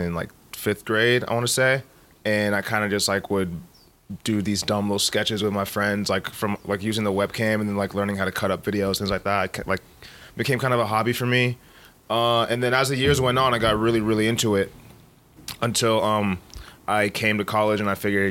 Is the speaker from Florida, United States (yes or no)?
no; Folsom, California, United States; moved away; I grew up in Folsom, California. That's like a suburb of Sacramento